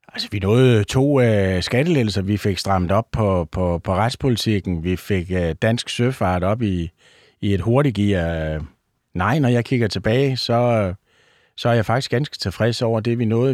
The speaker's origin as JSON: {"language": "Danish", "area": "North Funen", "region": "Southern Denmark", "country": "Denmark", "said": "jeg er gammel bunddreng fra Nordfyn"}